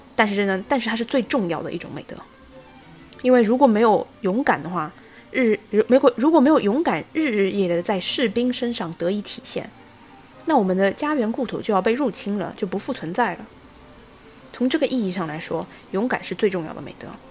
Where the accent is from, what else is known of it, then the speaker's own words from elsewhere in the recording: China; 我相信我们中国人看《魔戒》的时候